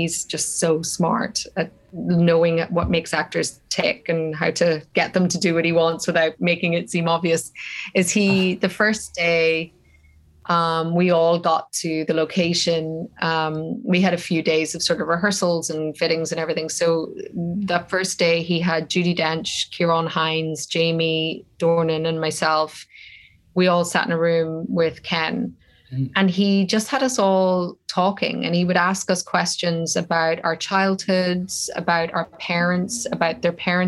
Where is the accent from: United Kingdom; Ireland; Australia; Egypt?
Ireland; as an Irish person, you know, the tragedy of what happened in my country